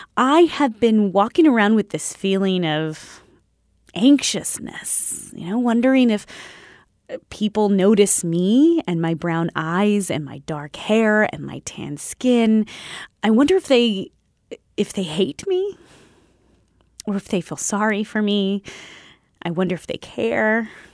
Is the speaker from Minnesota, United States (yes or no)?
no; San Antonio, Texas, United States; now in San Francisco Bay Area, United States; I'm from San Antonio.